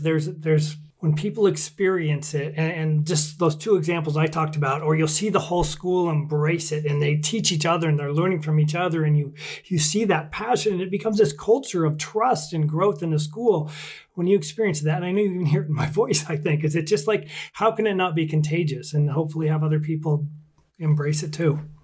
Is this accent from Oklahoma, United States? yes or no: no; Washington, United States; my home state of Washington State